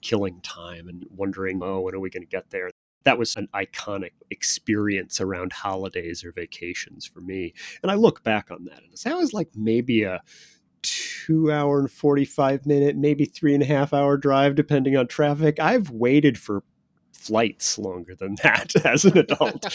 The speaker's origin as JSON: {"language": "English", "town": "Chicago", "region": "Illinois", "country": "United States", "tie": "born or raised there", "said": "I'm a solidly Midwestern guy. I grew up in the Chicago area, the Chicago suburbs"}